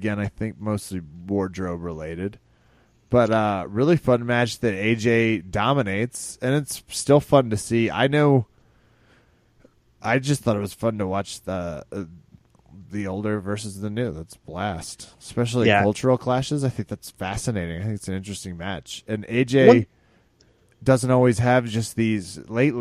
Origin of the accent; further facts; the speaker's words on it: Kansas, United States; I'm from Kansas